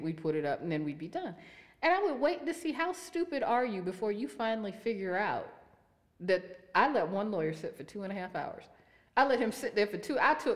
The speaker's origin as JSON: {"language": "English", "town": "Youngstown", "region": "Ohio", "country": "United States", "said": "I'm from Youngstown"}